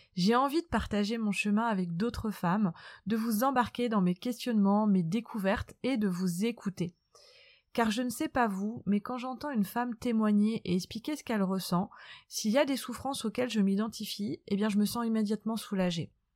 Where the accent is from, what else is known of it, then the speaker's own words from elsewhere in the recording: Nantes, Pays de la Loire, France; moved away as an adult; now in south of France, France; Je suis originaire de Nantes, où j'ai vécu une enfance